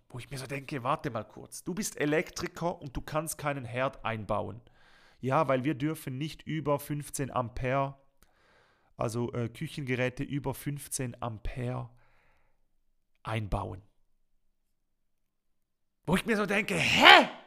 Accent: Switzerland; Und das kennt man einfach als Schweizer, es tut mir leid, man kennt das nicht.

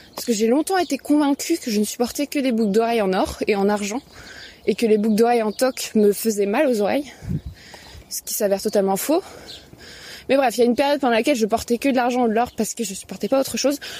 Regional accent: Paris, Île-de-France, France; je suis une bonne parisienne bourgeoise

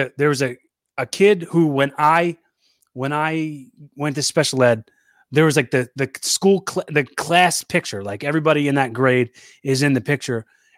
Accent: Philadelphia, Pennsylvania, United States; From Philly.

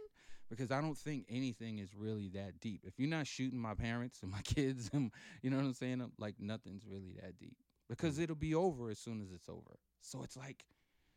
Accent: New York City, New York, United States; also born or lived in Panama; I've lived in Brooklyn 51 and a half years

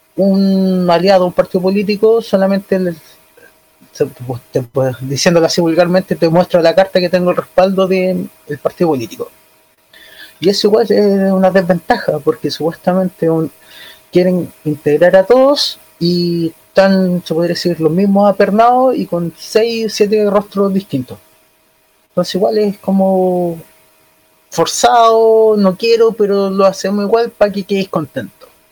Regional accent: Chile; soy chileno

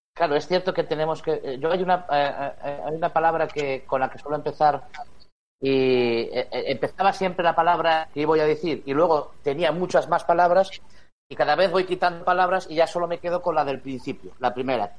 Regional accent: Spain; como español

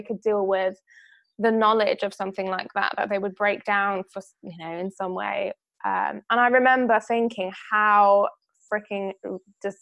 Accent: Greece; moved away; so I'm from Greece originally, I'm half Greek, and I lived in Greece for most of my childhood

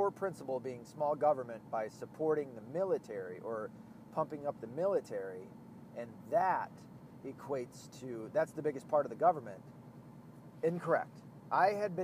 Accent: Arkansas, United States; now in Michigan, United States; I'm from the South. I was born in Arkansas.

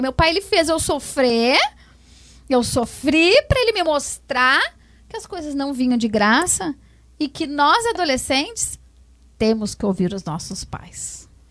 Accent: Alvorada, Rio Grande do Sul, Brazil; also born or lived in Porto Alegre; eu nasci em Porto Alegre, nasci né? Em Porto Alegre. Mas uh, moro na Alvorada, acho que com uns 3, 4 anos eu vim morar pra cá.

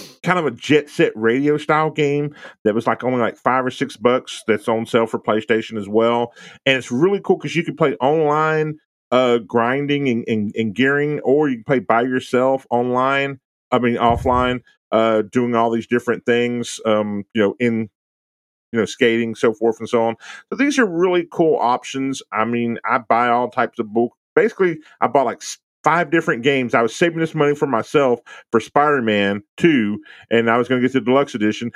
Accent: Texas, United States; I'm from Texas, so I grew up in a Spanish neighborhood

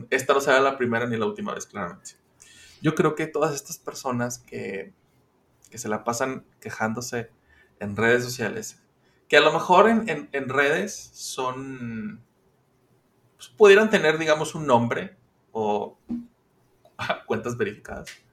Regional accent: Mexico

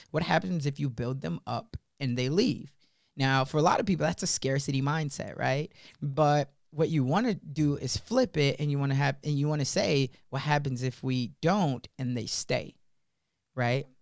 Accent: Chicago, Illinois, United States; when I was first growing up in Chicago, when I was eight years old

